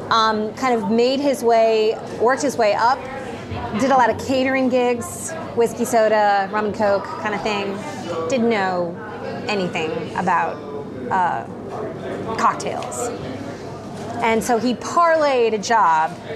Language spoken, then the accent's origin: English; an hour from New Orleans, southern Louisiana, United States; now in New Orleans, United States; I grew up an hour from here. My mother would tell you that I am not from New Orleans